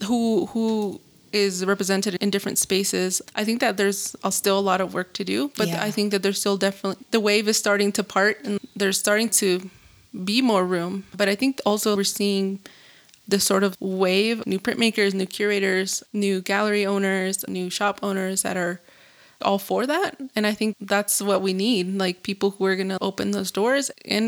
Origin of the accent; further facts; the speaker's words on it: Zacatecas, Mexico; And I was like, well, I'm from Zacatecas. Like, we say things differently.